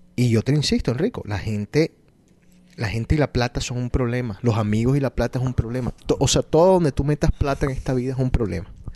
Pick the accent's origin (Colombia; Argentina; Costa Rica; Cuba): Colombia; yo sigo las emisoras y, y, las noticias de Colombia porque soy colombiano